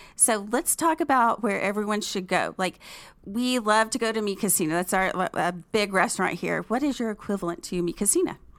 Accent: Fort Worth, Texas, United States; moved away as an adult; now in Dallas, United States; I am a native of Fort Worth

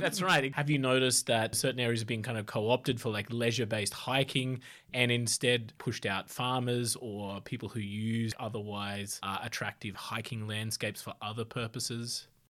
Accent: Australia; I'm white Australian, uh, from a small country town

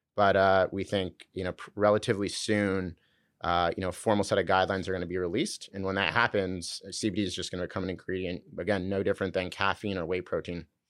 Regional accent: Southern California, United States; also born or lived in San Francisco; I grew up in Southern California.

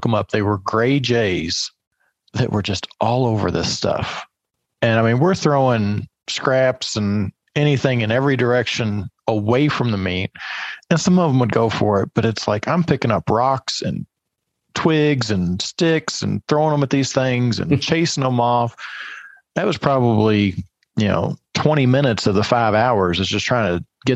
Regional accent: Kentucky, United States; I grew up in Kentucky, 600 feet elevation.

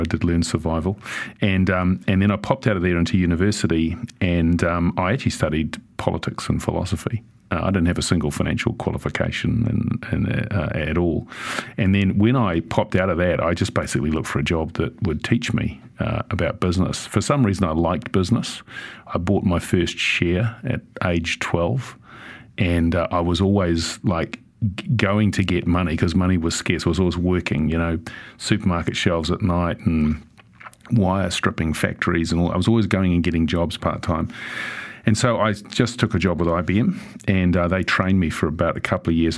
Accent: Auckland, New Zealand; growing up in Sunnyvale

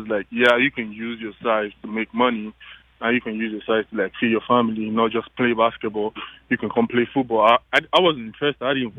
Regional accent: Makurdi, Benue, Nigeria; moved away as an adult; now in Los Angeles, United States; I'm from Makurdi, Benue State.

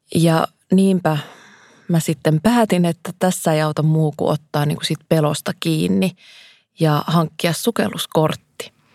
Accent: Kuusamo, North Ostrobothnia, Finland; Mä oon kasvanut Kuusamossa, Järvi-Suomessa

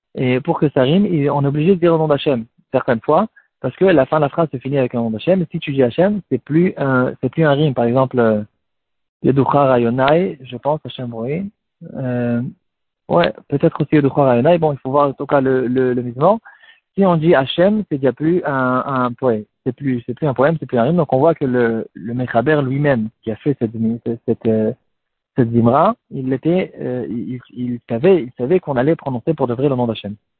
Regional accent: France; nous aussi en tant que Français

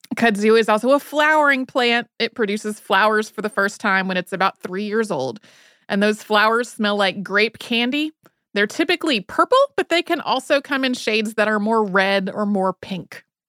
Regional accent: North Carolina Piedmont, United States; I grew up in the North Carolina Piedmont

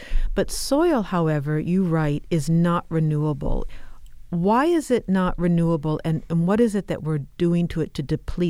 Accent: Midwest, United States; You write of your affection for Iowa as a child, and I grew up in the Midwest, so I can identify with this.

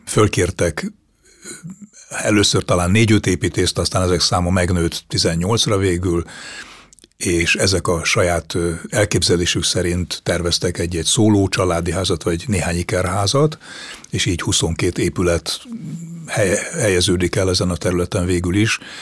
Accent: Budapest, Hungary; a déli pályadvar közelében a budai oldalon nőttem föl

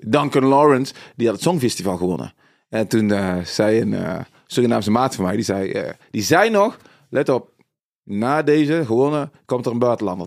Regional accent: North Brabant, Netherlands; ik kom uit Brabant, uit het zuiden, donkerjongen uit Brabant

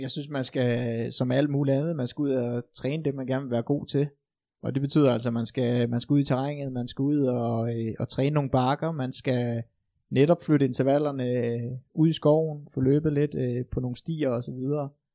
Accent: Kalundborg, Zealand, Denmark; moved away; min gamle hjemstavn i Kalundborg

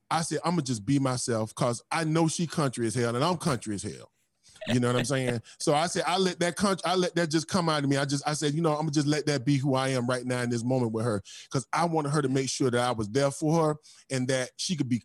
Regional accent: Fort Lauderdale, Florida, United States; I'm from Fort Lauderdale, Florida, born and raised

